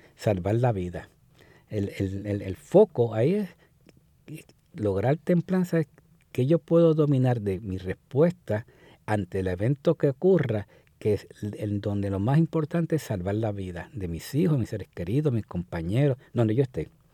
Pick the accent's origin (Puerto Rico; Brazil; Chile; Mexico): Puerto Rico; como puertorriqueños